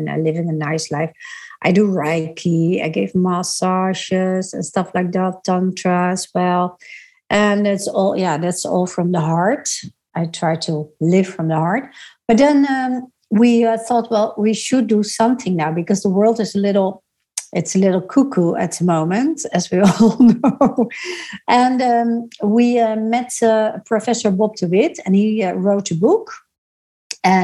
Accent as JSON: {"language": "English", "country": "Netherlands", "tie": "born or raised there", "said": "I grew up in the Netherlands"}